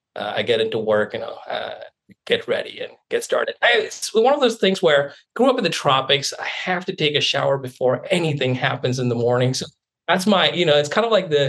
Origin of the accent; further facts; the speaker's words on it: India; moved away as an adult; now in Seattle, United States; I grew up in India.